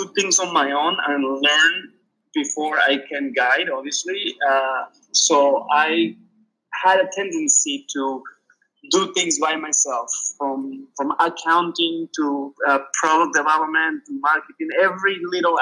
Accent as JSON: {"language": "English", "country": "Peru", "tie": "born or raised there", "moved": "yes", "said": "I grew up in Peru, so I read in Spanish."}